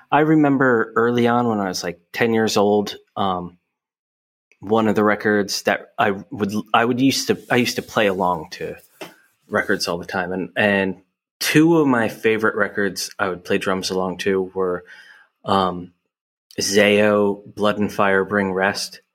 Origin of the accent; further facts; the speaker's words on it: Hamilton, New Jersey, United States; now in Philadelphia, United States; I grew up in Hamilton, New Jersey